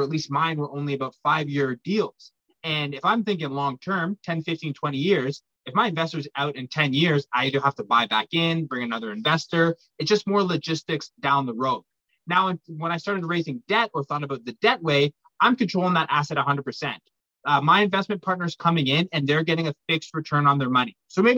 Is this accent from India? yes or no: no; Pickering, Ontario, Canada; born and raised in Pickering, Ontario, just outside of Toronto.